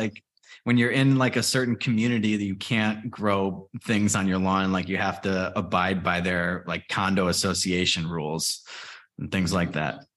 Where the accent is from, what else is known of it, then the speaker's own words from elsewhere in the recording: Chicago, Illinois, United States; I grew up in Chicago or just outside of Chicago